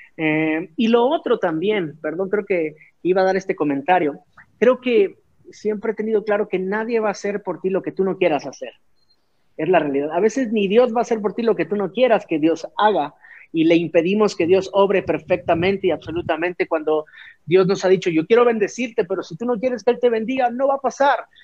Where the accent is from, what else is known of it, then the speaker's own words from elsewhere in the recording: Tuxtla Gutiérrez, Chiapas, Mexico; moved away as an adult; now in Mexico City, Mexico; yo soy originario de Tuxtla Gutiérrez, Chiapas